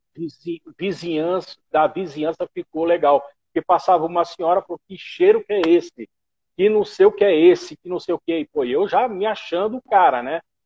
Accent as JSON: {"language": "Portuguese", "region": "Pernambuco", "country": "Brazil", "also_born_or_lived": "Belo Horizonte", "moved": "yes", "lives_now": "São Paulo, Brazil", "said": "sou nortista, pernambucano"}